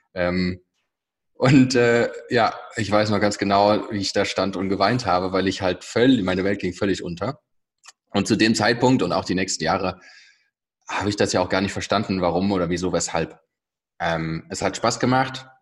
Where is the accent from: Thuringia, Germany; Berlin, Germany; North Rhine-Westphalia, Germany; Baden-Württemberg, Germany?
North Rhine-Westphalia, Germany; near Bonn; ich komme aus der Nähe von Bonn